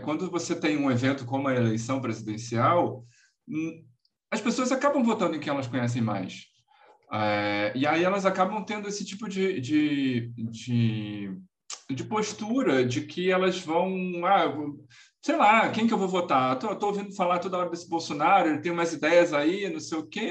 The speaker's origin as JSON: {"language": "Portuguese", "region": "Rio de Janeiro", "country": "Brazil", "said": "sou carioca"}